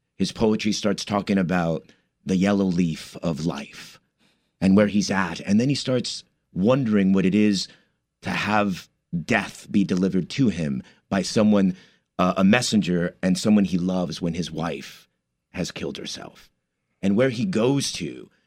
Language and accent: English; Commerce, California, United States; moved away as an adult; also born or lived in East Los Angeles / New York; my parents moved to the city of Commerce, which is right outside East L A. And, uh, I grew up there